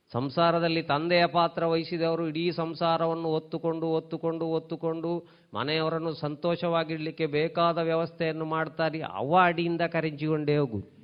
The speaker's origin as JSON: {"language": "Kannada", "region": "Tulu Nadu", "country": "India", "said": "ನಮ್ಮ ಊರಿನಲ್ಲಿ ನಮ್ಮ ಭಾರತ ದೇಶದಲ್ಲಿ ಅದು ಸಹ ನಮ್ಮ ತುಳುನಾಡಿನಲ್ಲಿ"}